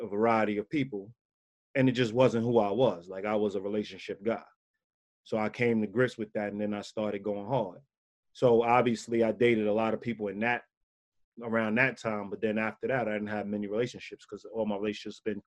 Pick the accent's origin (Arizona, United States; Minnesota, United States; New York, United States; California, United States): New York, United States; me growing up in New York